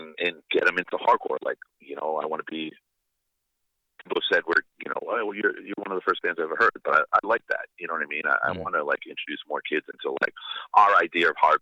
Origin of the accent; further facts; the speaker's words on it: Northeast, United States; I'm from the Northeast